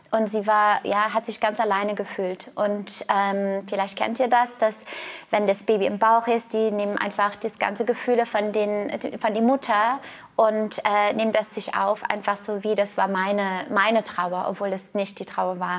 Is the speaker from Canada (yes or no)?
yes; Canada; Ich komme aus Kanada, ich war Turmspringerin, ich habe angefangen, Leistungssport als Turmspringerin mit neun zu machen.